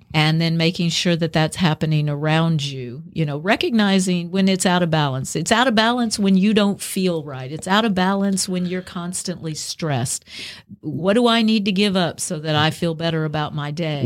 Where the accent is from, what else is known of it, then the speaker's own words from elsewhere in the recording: the South, United States; I'm a Southerner